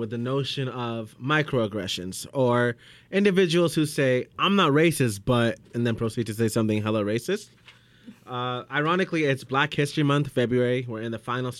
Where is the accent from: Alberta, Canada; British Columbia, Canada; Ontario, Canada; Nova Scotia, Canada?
British Columbia, Canada; Surrey; I was born and raised in Surrey, born at Surrey Memorial Hospital, grew up in Surrey Central.